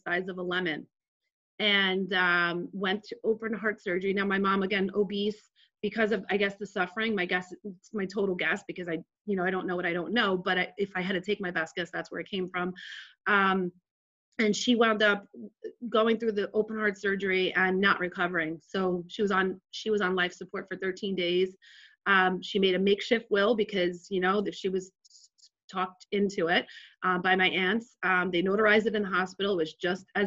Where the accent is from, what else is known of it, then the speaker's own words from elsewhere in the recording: Jersey City, New Jersey, United States; So I grew up in Jersey City to a single mom on welfare, pretty much in the hood